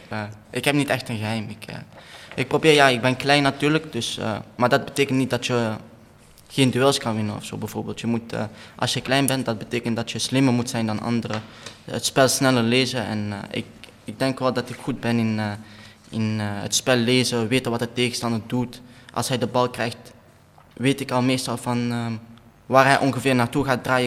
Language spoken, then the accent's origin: Dutch; Antwerp, Flanders, Belgium; accent: Belgian; also born or lived in Kerkrade; Ja, ik ben eh, geboren in Antwerpen. Ik ben daar nog steeds woonachtig